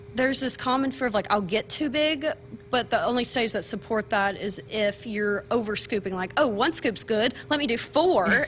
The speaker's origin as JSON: {"language": "English", "region": "small town Kentucky", "country": "United States", "moved": "as an adult", "lives_now": "Lincoln, Nebraska, United States", "said": "I am from small town Kentucky, graduated from UK."}